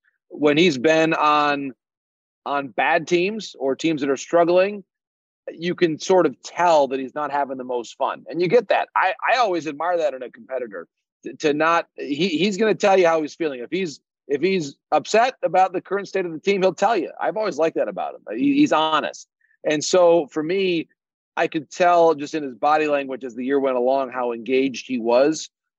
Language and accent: English; Michigan, United States; I'm from Michigan